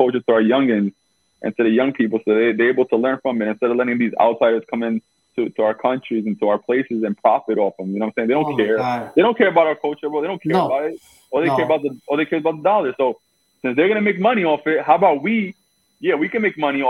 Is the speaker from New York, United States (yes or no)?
yes; New York City, New York, United States; we both from Brooklyn.